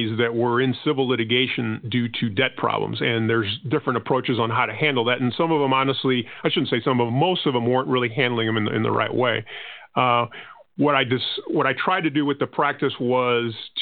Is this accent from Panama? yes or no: yes; Panama; first language Spanish; English is a second language; now in United States; I'm not originally from the United States. My country of birth was actually Panama, and that would mean that my first language was actually Spanish.